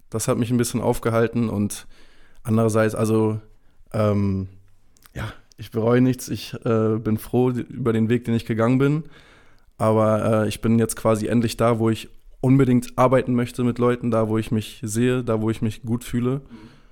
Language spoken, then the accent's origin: German; Lübeck, Schleswig-Holstein, Germany; Dazu muss ich sagen, ich bin in Lübeck aufgewachsen, ich bin sehr verwöhnt.